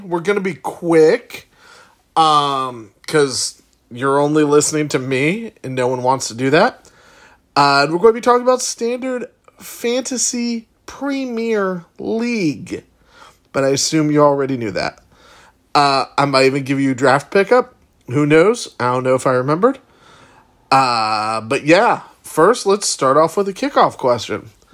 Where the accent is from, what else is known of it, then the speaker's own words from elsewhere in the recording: Chicago, Illinois, United States; moved away; my hometown of Chicago